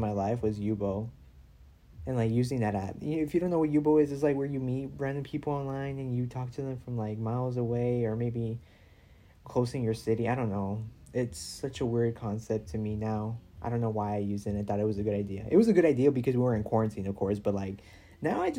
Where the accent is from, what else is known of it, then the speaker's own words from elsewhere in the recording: Houston, Texas, United States; I'm from Houston